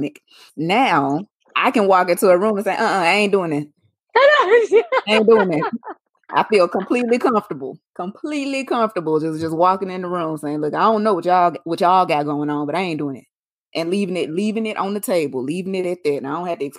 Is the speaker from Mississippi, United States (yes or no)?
yes; Mississippi, United States; accent: Southern; I'm from the South. I'm from Mississippi. Sometimes I sound real country